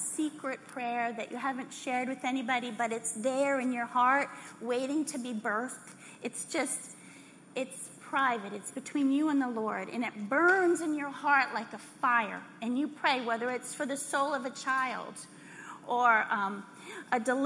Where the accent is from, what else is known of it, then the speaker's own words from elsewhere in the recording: Texas, United States; We're from Texas.